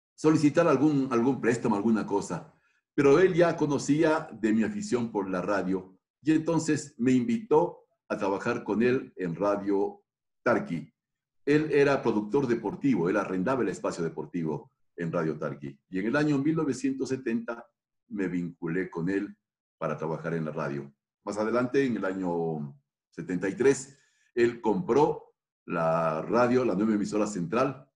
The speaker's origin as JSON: {"language": "Spanish", "town": "Quito", "region": "Pichincha", "country": "Ecuador", "tie": "born or raised there", "said": "como suelen decir en mi tierra, soy quiteño de Quito"}